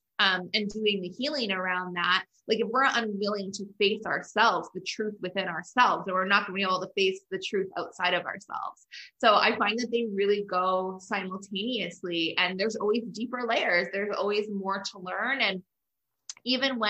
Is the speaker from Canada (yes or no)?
yes; Canada; I'm Canadian